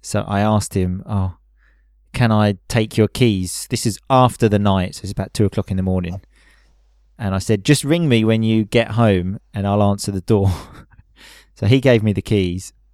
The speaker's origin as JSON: {"language": "English", "region": "England", "country": "United Kingdom", "moved": "as an adult", "lives_now": "Italy", "said": "being English"}